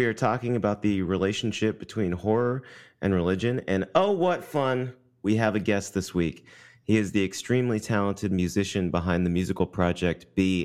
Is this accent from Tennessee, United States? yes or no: yes; Tennessee, United States; grew up in the Bible Belt in Tennessee